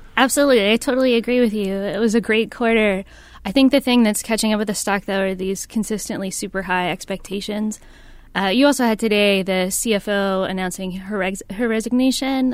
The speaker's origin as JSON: {"language": "English", "region": "South Carolina", "country": "United States", "said": "I'm from South Carolina"}